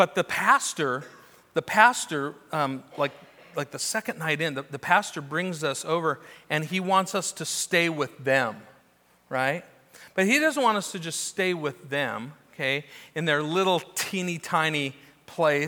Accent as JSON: {"language": "English", "town": "Newbury Park", "region": "California", "country": "United States", "tie": "born or raised there", "also_born_or_lived": "Orange County, California", "said": "growing up in Orange County and then Newberry Park"}